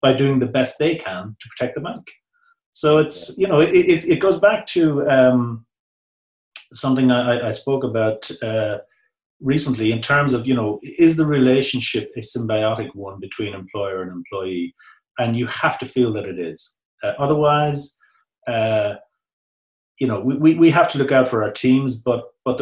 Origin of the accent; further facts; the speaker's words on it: New Ross, Leinster, Ireland; moved away; my coming from a small country town, such as my hometown of New Ross